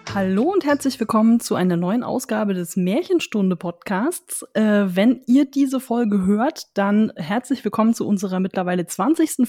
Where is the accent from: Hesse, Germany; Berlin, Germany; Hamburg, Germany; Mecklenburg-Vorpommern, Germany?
Berlin, Germany; als Berliner